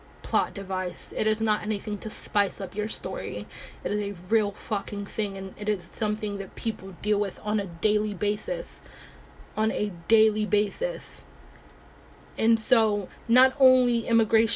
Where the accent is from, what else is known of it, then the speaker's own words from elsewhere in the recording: Nigeria; now in United States; I am Nigerian. I am not American. I just live in America.